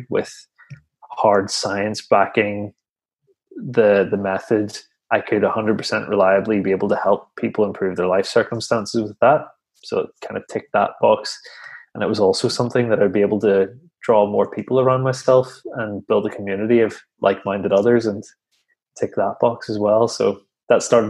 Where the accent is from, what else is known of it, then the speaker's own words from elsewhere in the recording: Northern Ireland, United Kingdom; back in Northern Ireland, where I'm from